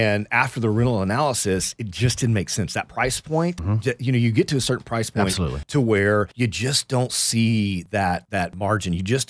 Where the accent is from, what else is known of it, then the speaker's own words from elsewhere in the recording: Houston, Texas, United States; now in Austin, United States; I'm from Houston.